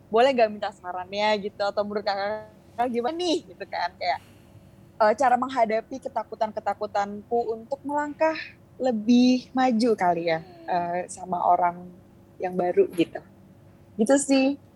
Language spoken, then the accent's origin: Indonesian; Bali, Indonesia; born there; Cuma aku lahir di Bali. Terus emang keluarga aku